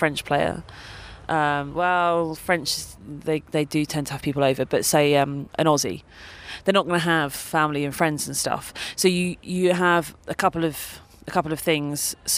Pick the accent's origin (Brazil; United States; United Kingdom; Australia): United Kingdom; I'm British and everybody lives here. My aunt lives in Southfields, down the road